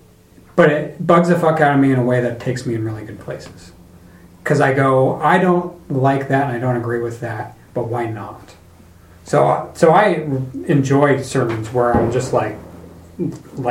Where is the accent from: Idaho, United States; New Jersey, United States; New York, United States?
Idaho, United States; North; I grew up in North Idaho